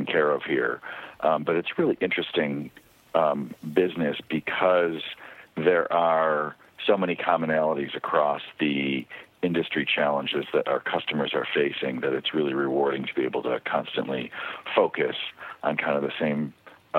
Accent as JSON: {"language": "English", "region": "upstate New York", "country": "United States", "tie": "born or raised there", "moved": "as an adult", "lives_now": "California, United States", "said": "I grew up in upstate New York and stayed there through high school"}